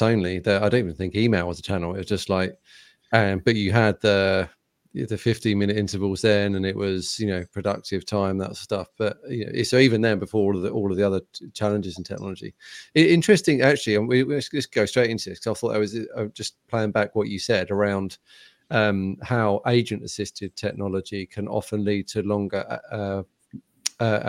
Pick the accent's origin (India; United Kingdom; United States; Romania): United Kingdom; I'm terribly British